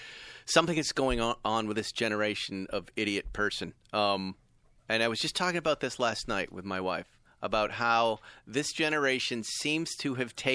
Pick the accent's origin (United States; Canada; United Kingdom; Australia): United States; New England; I'm from New England